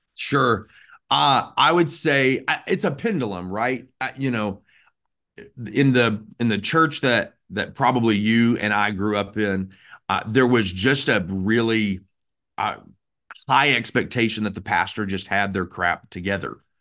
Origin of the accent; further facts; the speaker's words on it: Birmingham, Alabama, United States; moved away as an adult; also born or lived in Florida / Oregon; I grew up in Birmingham, Alabama